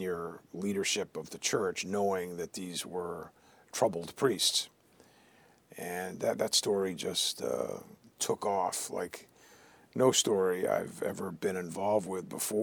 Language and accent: English; Boston, Massachusetts, United States; also born or lived in Riverside, California / Washington; I'd been growing up in Boston